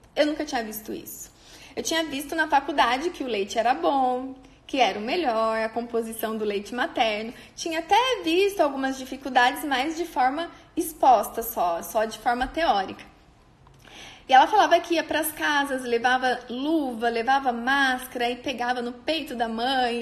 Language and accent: Portuguese; on the border with Paraná, interior of São Paulo, Brazil; moved away as an adult; now in Maringá, Brazil